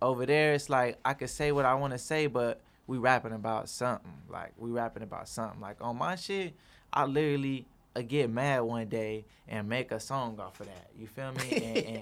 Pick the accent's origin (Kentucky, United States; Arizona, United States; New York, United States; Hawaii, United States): Arizona, United States; East Side; I come from the East Side and grew up with my mama